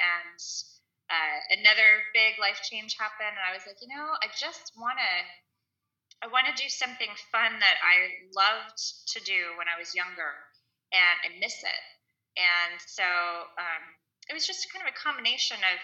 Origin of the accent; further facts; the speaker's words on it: Kansas City, United States; moved away as an adult; now in Florida, United States; I was born and raised in Kansas City and lived there most of my life until the last 3 years